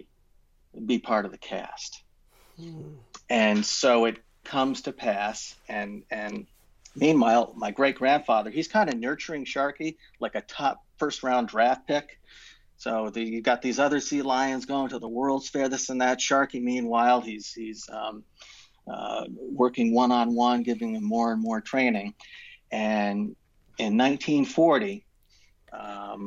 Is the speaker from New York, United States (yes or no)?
yes; Kingston, New York, United States; my hometown of Kingston, New York